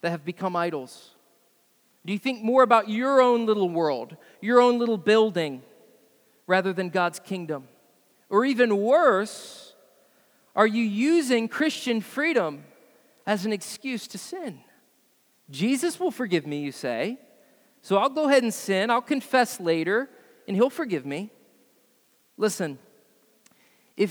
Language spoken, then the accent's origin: English; United States